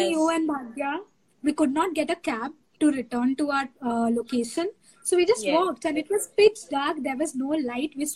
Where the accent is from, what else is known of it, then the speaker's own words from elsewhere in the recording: Kolkata, West Bengal, India; in Calcutta, in my hometown